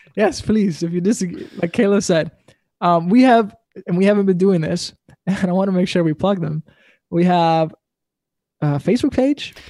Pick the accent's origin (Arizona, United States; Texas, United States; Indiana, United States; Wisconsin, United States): Wisconsin, United States; We're from Wisconsin